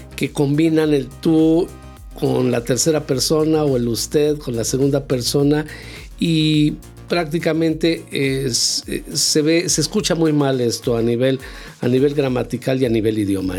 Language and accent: Spanish; Mexico; nosotros como mexicanos